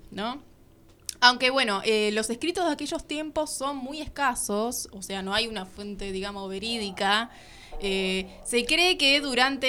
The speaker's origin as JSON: {"language": "Spanish", "country": "Argentina", "said": "como argentinos"}